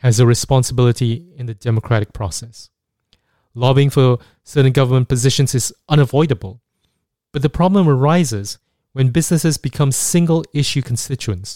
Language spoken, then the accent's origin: English; Singapore; Growing up in Singapore